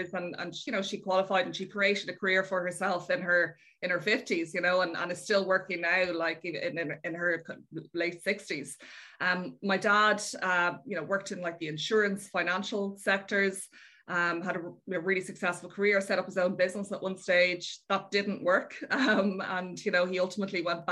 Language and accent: English; Dublin, Leinster, Ireland; also born or lived in Rome; I grew up in Dublin, yeah. I've lived in Dublin all my life.